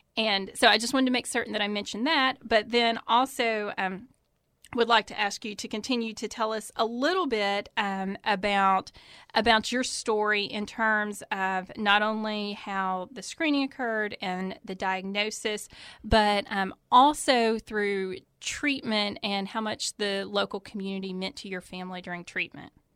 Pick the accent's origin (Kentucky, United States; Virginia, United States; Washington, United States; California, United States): Kentucky, United States; Eastern; I'm originally from Eastern Kentucky